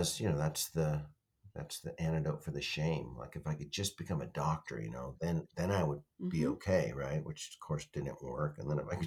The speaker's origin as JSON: {"language": "English", "town": "Denver", "region": "Colorado", "country": "United States", "tie": "born or raised there", "moved": "yes", "said": "I was raised in Denver for part of it"}